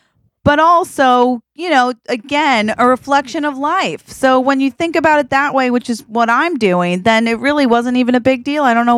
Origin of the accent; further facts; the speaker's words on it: Boring, Oregon, United States; Cause I grew up in Boring, Oregon.